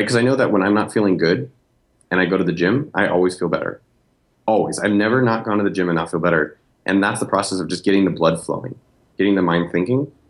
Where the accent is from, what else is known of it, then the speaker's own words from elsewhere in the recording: Silicon Valley, California, United States; now in Austin, United States; I'm from Silicon Valley. I grew up two miles from Apple